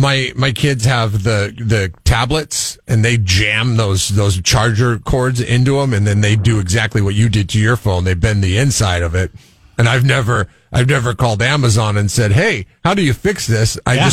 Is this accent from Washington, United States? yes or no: yes; Seattle, Washington, United States; now in Central Coast, California, United States; growing up in Seattle